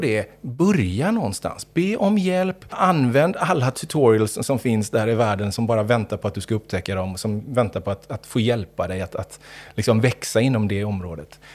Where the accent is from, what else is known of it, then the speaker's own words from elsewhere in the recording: Gothenburg, Västra Götaland, Sweden; uppvuxen i Göteborg större delen av mitt liv